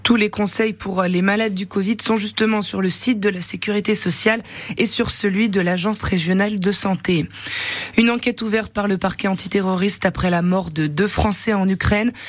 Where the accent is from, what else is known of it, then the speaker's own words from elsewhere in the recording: Berry, Centre-Val de Loire, France; Chez nous, en Berry